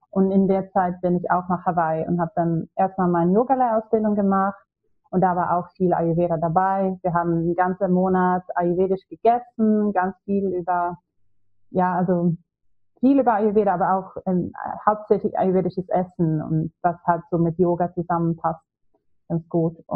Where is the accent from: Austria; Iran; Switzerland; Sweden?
Sweden; German is a second language; now in Hamburg, Germany; ja, also ich komme ursprünglich aus Schweden, aber ich habe jetzt wieder drei Jahre in Hamburg gelebt und ich kam das erste Mal nach Deutschland vor zehn Jahren.